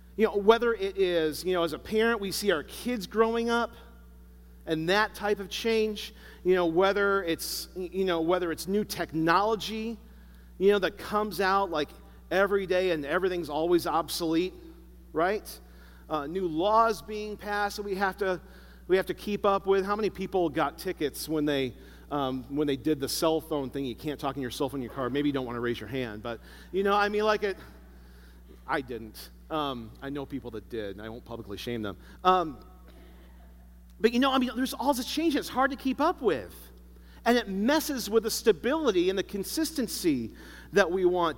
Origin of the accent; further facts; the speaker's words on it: Chicago, Illinois, United States; I grew up in Chicago